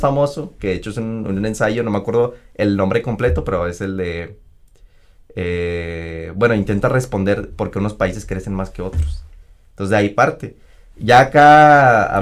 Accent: Mexico; es el lugar donde primero crecí, donde nací

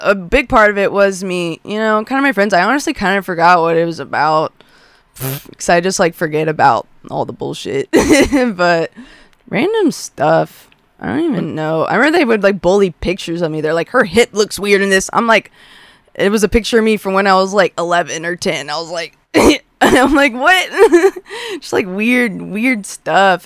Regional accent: Westlake, United States; I grew up in Westlake, Westlake schools

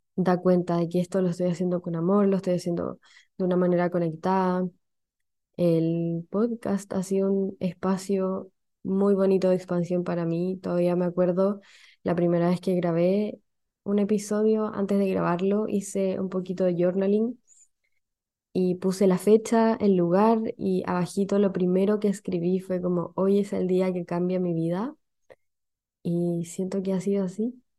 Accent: Chile; accent: Chilean; no me gustaba mi acento, y hoy día me gusta. No me gustaba mi acento no, por, no como rechazo hacia mi origen, sino porque siempre ha existido como, eh, como siempre han existido estos memes, como el, de que el resto de los países de Latinoamérica no entienden el acento chileno, entonces como que me daba mucha vergüenza hablar en chileno

